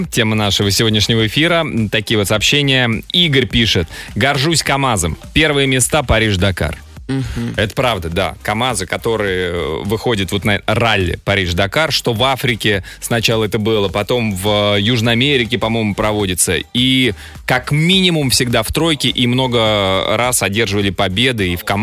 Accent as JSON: {"language": "Russian", "country": "Russia", "said": "Каждый раз, когда я говорил, что из России, в ответ слышал, о, Хабиб, Путин. Не удивлюсь, что они думают, что это один человек."}